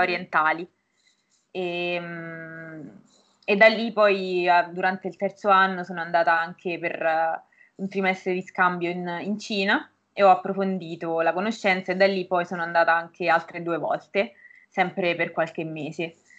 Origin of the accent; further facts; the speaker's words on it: Norcia, Umbria, Italy; moved away as an adult; now in Bologna, Italy; sono Umbra e precisamente vengo da Norcia, che è un paesino in provincia di Perugia